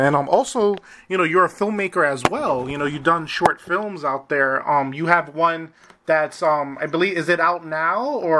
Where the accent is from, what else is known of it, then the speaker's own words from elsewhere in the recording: New York City, New York, United States; I'm originally from New York City